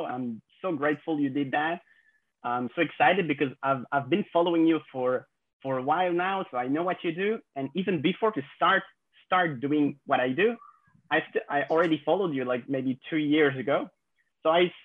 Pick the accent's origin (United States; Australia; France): France; I'm French, I'm 26 years old, and I grew up in France